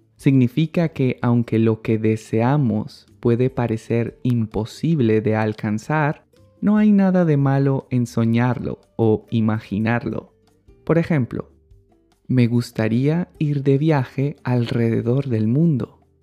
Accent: Colombia; en mi país, Colombia, se usa la forma reflexiva del verbo ganar y decimos

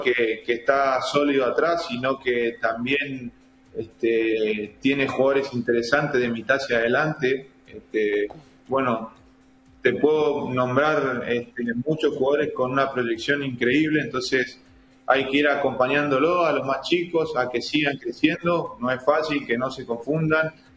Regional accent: Chaco, Argentina; moved away; somos pocos los chaqueños que que todavía eh, tenemos oportunidad en primera división

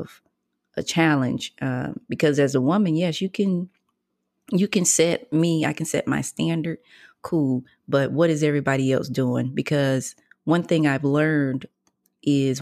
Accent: North Lenoir, North Carolina, United States; But you from the country. We from the same place.

